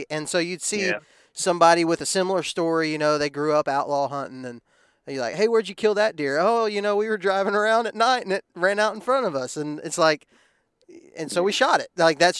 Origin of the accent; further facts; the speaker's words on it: Texas, United States; growing up in Texas